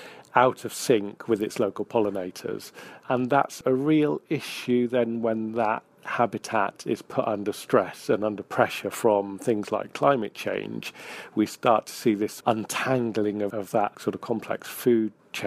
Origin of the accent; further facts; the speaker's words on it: Hampshire, South East England, United Kingdom; also born or lived in northwest Wales; now in Wales, United Kingdom; I grew up in Hampshire, so my dad was an arable farmer down there